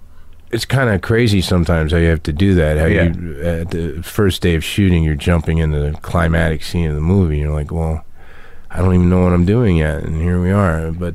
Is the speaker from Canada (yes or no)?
no; Lexington, Kentucky, United States; moved away; I was born in Lexington, Kentucky